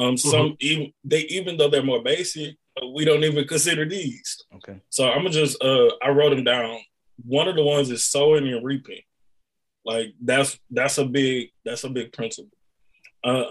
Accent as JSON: {"language": "English", "town": "Beaumont", "region": "Texas", "country": "United States", "tie": "born or raised there", "said": "I was born and raised in Beaumont"}